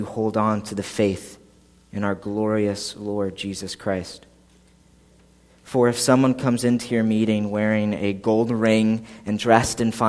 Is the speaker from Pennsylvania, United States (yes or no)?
yes; Philadelphia, Pennsylvania, United States; moved away as an adult; now in New Egypt, United States; I grew up outside of Philadelphia, like 15 minutes from the airport